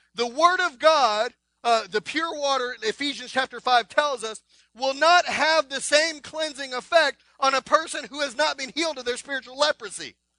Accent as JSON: {"language": "English", "region": "Texas", "country": "United States", "said": "I'm from Texas."}